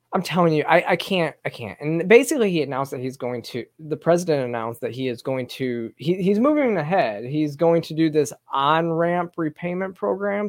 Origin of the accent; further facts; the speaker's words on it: Michigan, United States; now in Georgia, United States; this is my home state. I, am from Michigan and still have a lot of family in Michigan